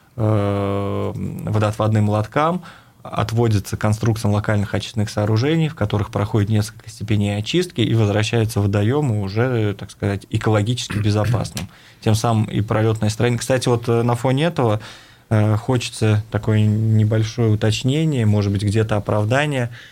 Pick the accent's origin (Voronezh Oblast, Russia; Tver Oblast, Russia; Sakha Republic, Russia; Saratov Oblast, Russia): Saratov Oblast, Russia; Saratov; moved away as an adult; now in Ufa, Russia; я являюсь уроженцем города Саратова